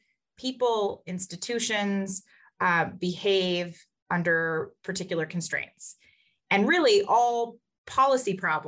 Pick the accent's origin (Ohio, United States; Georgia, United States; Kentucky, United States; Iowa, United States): Kentucky, United States; moved away as an adult; now in Notre Dame, United States; I grew up in Kentucky, which some people consider Midwest, some people consider South, has a little bit of both